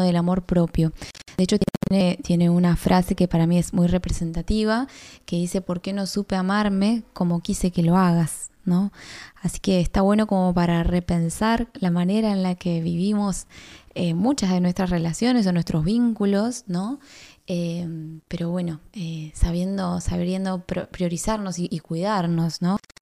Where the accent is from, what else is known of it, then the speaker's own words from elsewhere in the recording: Tierra del Fuego, Argentina; soy artista fueguina